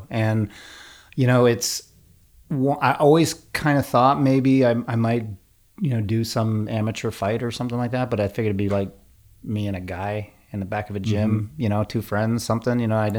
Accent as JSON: {"language": "English", "region": "New York", "country": "United States", "said": "I am an Irish kid from New York"}